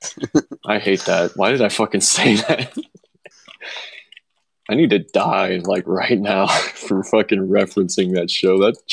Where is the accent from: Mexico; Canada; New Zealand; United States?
New Zealand; I'm not Australian, dude. I'm fucking New Zealander.